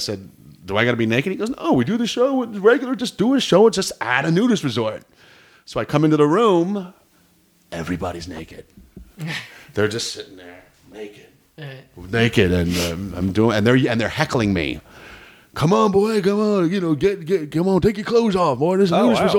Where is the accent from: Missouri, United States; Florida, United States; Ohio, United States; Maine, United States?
Florida, United States; my mother and my father born and raised in Brooklyn, New York, and they moved to Florida before I was born. So, but Florida boy.